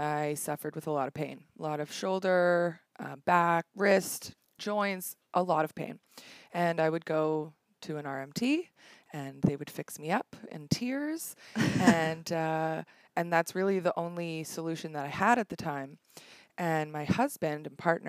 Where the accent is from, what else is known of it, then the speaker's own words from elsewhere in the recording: Toronto, Ontario, Canada; originally I'm from Toronto